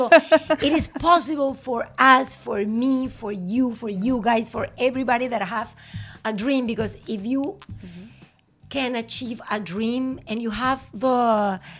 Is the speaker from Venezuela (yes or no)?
yes; Venezuela; no solo como venezolanos, sino como latinos se van a sentir orgullosos de, lo, que, representamos y de lo que somos.